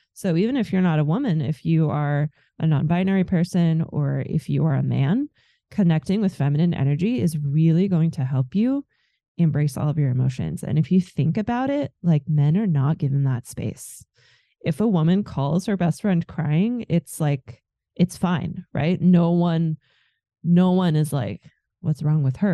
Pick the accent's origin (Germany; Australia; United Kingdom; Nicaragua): Germany; also born or lived in America; now in United States; I am from Germany